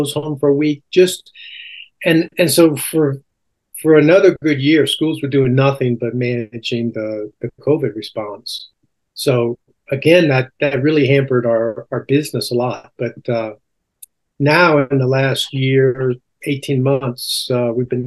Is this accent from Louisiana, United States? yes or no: yes; Alexandria, Louisiana, United States; also born or lived in Baton Rouge, Louisiana; I grew up in Alexandria, Louisiana.